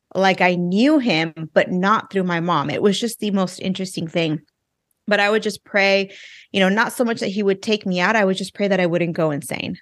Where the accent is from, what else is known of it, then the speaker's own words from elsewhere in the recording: Inland Empire, Southern California, United States; moved away as an adult; also born or lived in Orange County, California; now in Texas, United States; I'm from California. I grew up in, um, the, uh, Inland Empire, for those of you who know Southern California